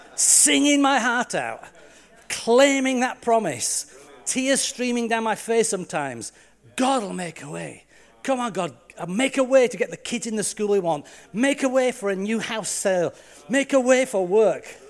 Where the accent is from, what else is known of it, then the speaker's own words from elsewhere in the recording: Yorkshire and the Humber, United Kingdom; moved away; also born or lived in Leicester / Lancaster; I'm just proud of being Yorkshire.